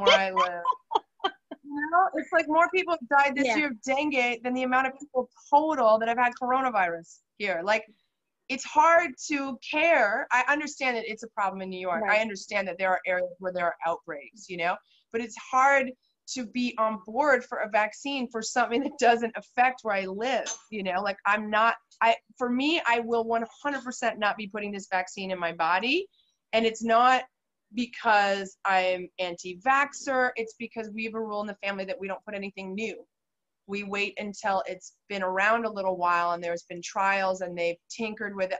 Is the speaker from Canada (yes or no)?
yes; Canada; moved away as an adult; now in Antigua, Guatemala; as a Canadian, for instance, you know, I was pregnant in Guatemala and I came back to Canada